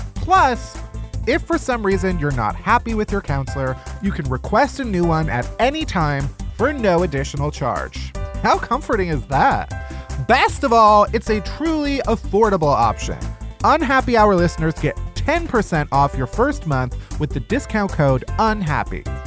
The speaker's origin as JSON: {"language": "English", "region": "Midwest", "country": "United States", "said": "I'm also from the Midwest"}